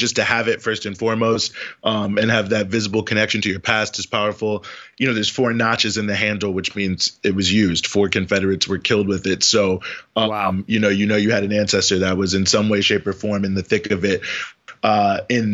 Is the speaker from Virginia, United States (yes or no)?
yes; Charlottesville, Virginia, United States; I'm from Charlottesville, Virginia